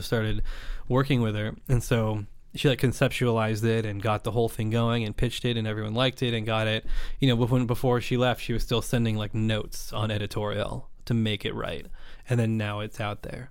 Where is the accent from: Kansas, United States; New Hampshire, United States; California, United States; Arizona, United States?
California, United States; Napa Valley; I grew up in Napa Valley